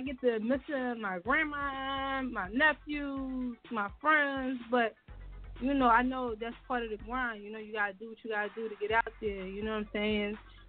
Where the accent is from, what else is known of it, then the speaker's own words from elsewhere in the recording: Philadelphia, Pennsylvania, United States; I'm calling from Philly. I'm from Philly.